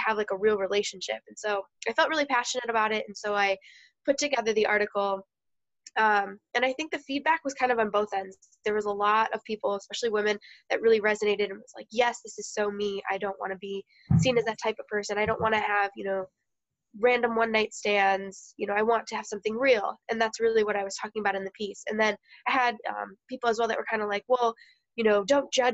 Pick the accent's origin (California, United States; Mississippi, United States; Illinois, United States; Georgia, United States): Illinois, United States; Naperville; moved away; also born or lived in Iowa; I grew up in suburban Chicago, Naperville area